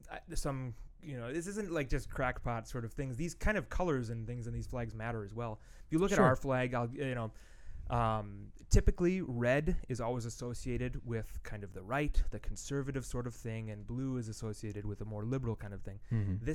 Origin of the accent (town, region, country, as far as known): United States; moved away; also born or lived in Japan